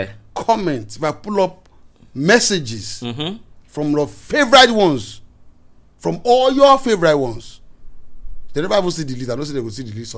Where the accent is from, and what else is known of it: Nigeria